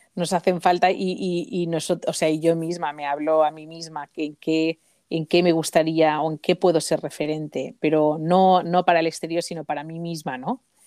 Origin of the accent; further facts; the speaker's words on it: Mallorca, Balearic Islands, Spain; moved away; se me ve enseguida que soy que soy de Mallorca